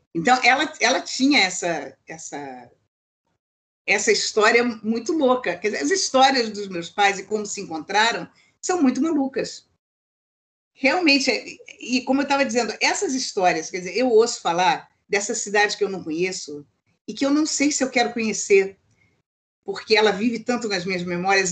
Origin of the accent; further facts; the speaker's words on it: Rio de Janeiro, Brazil; also born or lived in United States; Eu sou carioca.